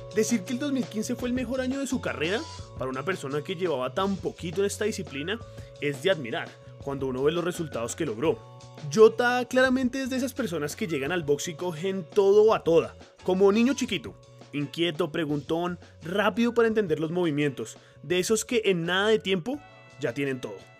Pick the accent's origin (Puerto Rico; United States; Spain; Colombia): Colombia; como colombianos